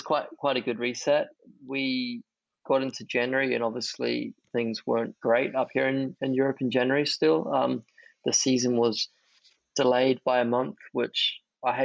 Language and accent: English; New Zealand; also born or lived in Japan; now in Monaco; Two of my best friends who I grew up with in New Zealand from 6-7 years old